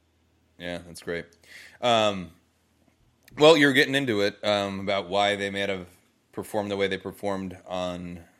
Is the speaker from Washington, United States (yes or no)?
yes; Bainbridge Island, Washington, United States; And I grew up on Bainbridge.